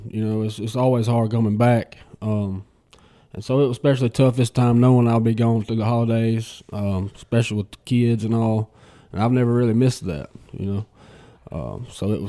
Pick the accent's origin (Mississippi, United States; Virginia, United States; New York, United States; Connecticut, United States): Mississippi, United States; Batesville; I'm from Batesville